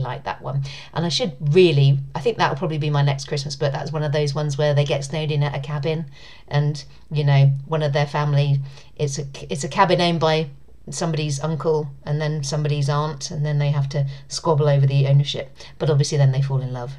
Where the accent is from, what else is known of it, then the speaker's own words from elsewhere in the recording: United Kingdom; accent: British; my sexy British accent